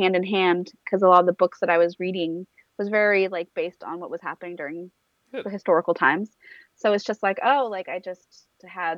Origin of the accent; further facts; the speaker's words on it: Central Valley, California, United States; My hometown